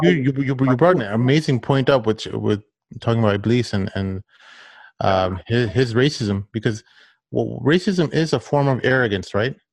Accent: United States; as an American

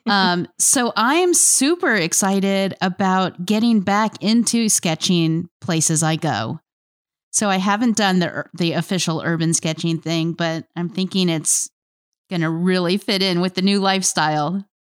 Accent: North Palm Beach, Florida, United States; also born or lived in Miami; now in Paducah, United States; I was born in Miami and grew up in North Palm Beach

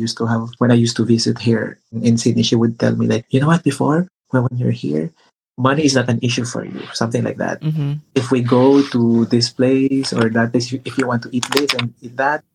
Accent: Philippines; I'm a Filipino

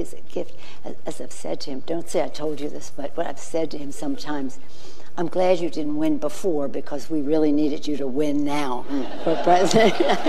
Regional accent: Baltimore, Maryland, United States; I was born and raised in Baltimore

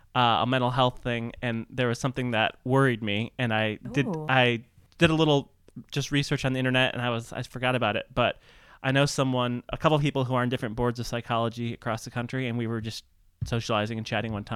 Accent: Midwest, United States; I'm from the Midwest.

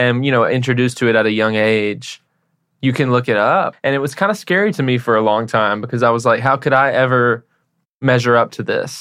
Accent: Paris, Tennessee, United States; also born or lived in Nashville, Tennessee; I was born in Nashville and I grew up in a small town called Paris, Tennessee

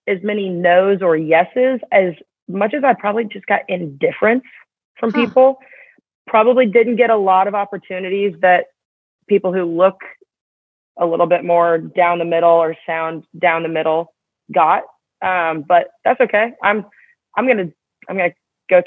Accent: Atlanta, Georgia, United States; moved away as an adult; growing up in Atlanta

